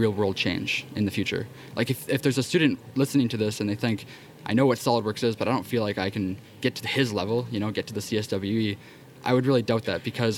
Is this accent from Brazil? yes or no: no; Canada; I'm Canadian